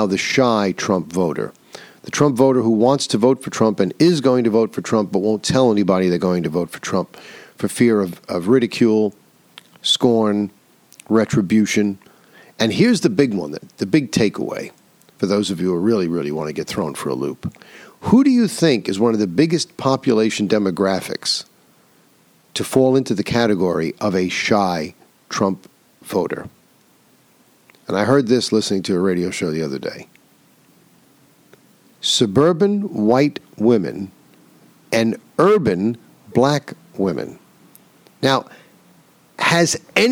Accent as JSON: {"language": "English", "region": "New York", "country": "United States", "said": "my home state of New York"}